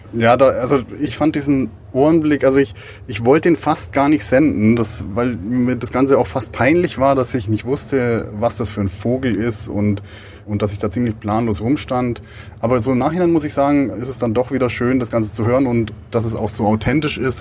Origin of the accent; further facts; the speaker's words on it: Augsburg, Bavaria, Germany; moved away as an adult; Das Augsburg ist mein, mein Heimatort, wo ich die letzten 25 Jahre verbracht habe